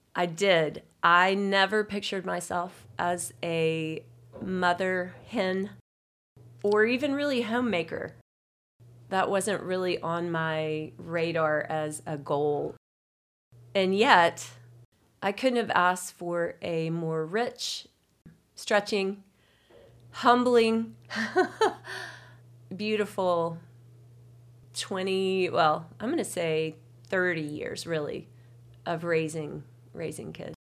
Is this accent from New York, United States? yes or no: no; Signal Mountain, Tennessee, United States; I grew up on Signal Mountain, a mountain girl